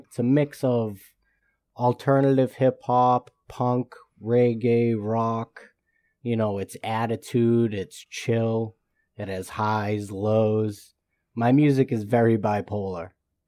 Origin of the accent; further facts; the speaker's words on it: Boston, Massachusetts, United States; I'm from Boston, Massachusetts